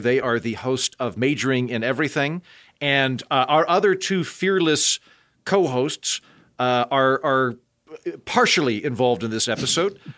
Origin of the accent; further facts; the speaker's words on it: Oklahoma, United States; I'm from Oklahoma and all of my Native American friends say Indian